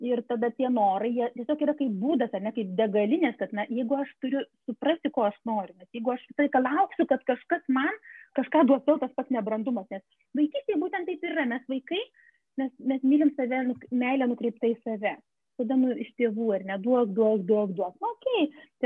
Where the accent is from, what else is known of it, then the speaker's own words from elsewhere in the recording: Lithuania; mes lietuviai